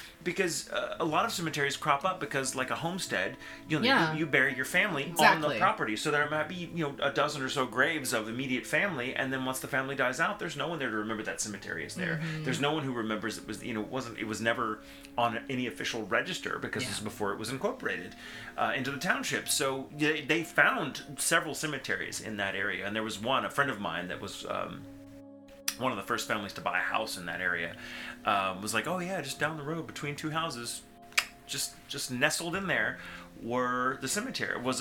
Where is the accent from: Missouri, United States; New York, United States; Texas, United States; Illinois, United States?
Texas, United States; McKinney; now in Dallas, United States; I grew up in McKinney, just 30 miles north.